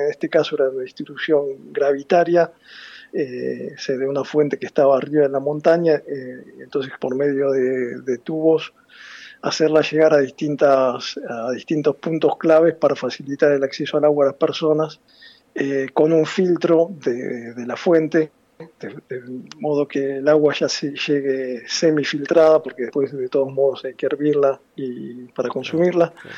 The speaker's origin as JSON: {"language": "Spanish", "town": "La Plata", "region": "Buenos Aires Province", "country": "Argentina", "tie": "born or raised there", "moved": "as an adult", "lives_now": "Milan, Italy", "said": "soy platense"}